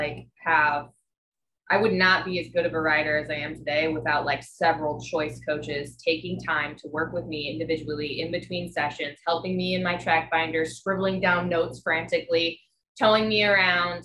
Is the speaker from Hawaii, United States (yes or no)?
yes; Hawaii, United States; moved away as an adult; also born or lived in Oahu, Hawaii / Maui, Hawaii; now in Kalamazoo, United States; I'm from Hawaii. Yeah, I lived on Oahu for 4 years